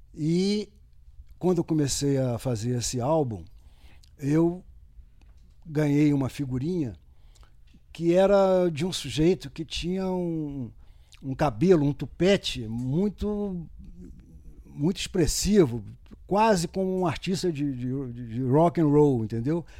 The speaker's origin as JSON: {"language": "Portuguese", "region": "Minas Gerais", "country": "Brazil", "tie": "born or raised there", "moved": "yes", "lives_now": "Rio de Janeiro, Brazil", "said": "sou mineiro de nascimento, sou carioca por adoção"}